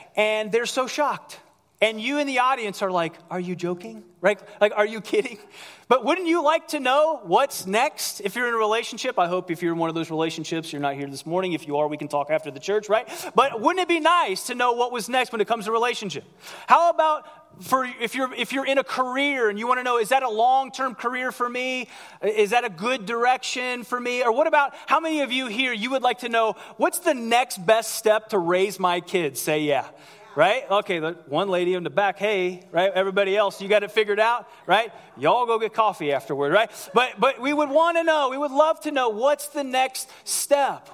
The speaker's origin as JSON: {"language": "English", "country": "United States"}